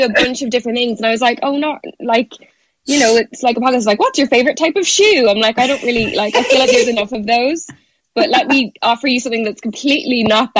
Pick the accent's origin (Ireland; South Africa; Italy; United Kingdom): Ireland; I am obviously Irish